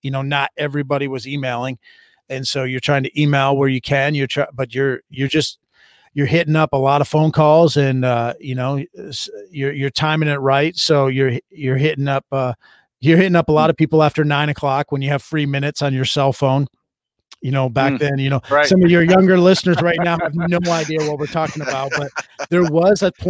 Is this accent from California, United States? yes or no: no; Jonesville, Michigan, United States; moved away as an adult; also born or lived in Texas; Maybe I grew up in Michigan, and I went to school at Jonesville High School